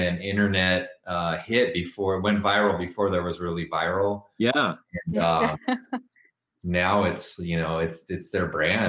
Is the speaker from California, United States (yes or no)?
yes; Los Angeles, California, United States; I grew up in Los Angeles